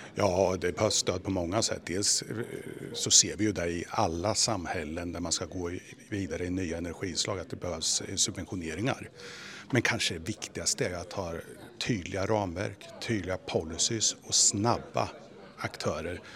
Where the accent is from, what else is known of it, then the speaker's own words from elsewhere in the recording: Sweden; som svensk och agera i en global koncern